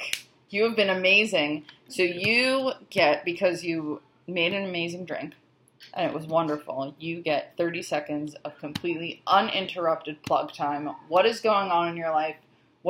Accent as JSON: {"language": "English", "region": "New York", "country": "United States", "said": "I'm from New York"}